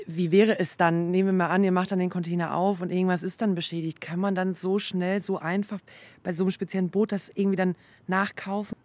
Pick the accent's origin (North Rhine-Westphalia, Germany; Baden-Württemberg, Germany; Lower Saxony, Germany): North Rhine-Westphalia, Germany; moved away; ich komme zum Beispiel jetzt aus Nordrhein-Westfalen